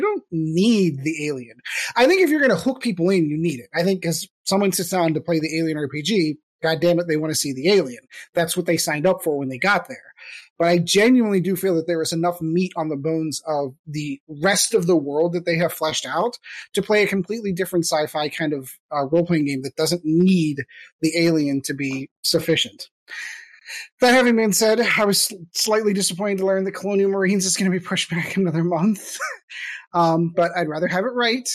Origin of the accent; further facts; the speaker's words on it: United States; I am an American